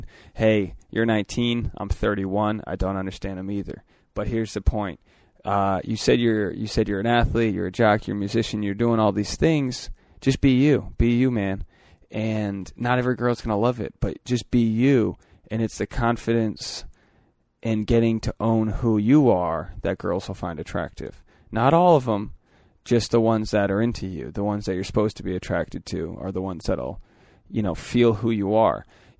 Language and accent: English; Philadelphia, Pennsylvania, United States; come on, I'm an athlete from the Philly outskirts.